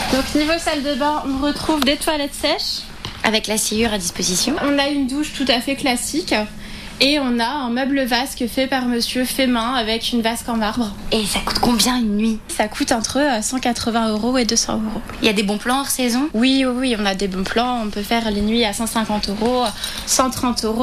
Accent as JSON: {"language": "French", "region": "Provence-Alpes-Côte d'Azur", "country": "France", "said": "notre belle région de Provence"}